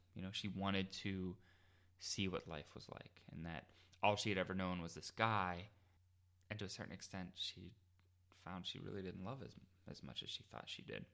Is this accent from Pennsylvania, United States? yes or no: yes; Pittsburgh, Pennsylvania, United States; I'm from Pittsburgh